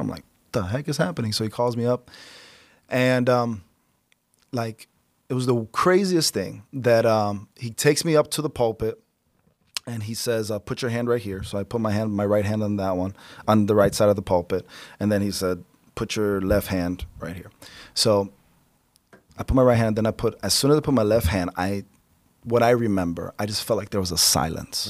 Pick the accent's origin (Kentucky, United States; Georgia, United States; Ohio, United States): Ohio, United States; Cleveland; also born or lived in Chicago, Illinois; we moved out to Cleveland about when I was around four.